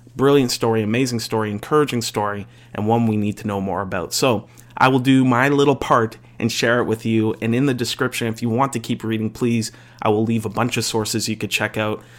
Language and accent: English; Canada; as a Canadian